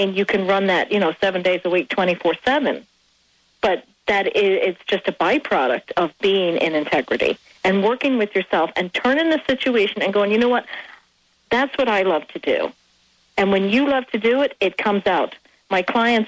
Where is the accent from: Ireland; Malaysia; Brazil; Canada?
Ireland; now in United States; I am Irish